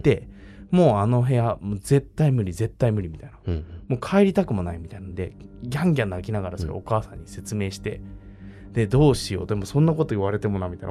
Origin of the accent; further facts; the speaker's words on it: Tokyo, Japan; 豪徳寺生まれ、世田谷生まれなんですよ。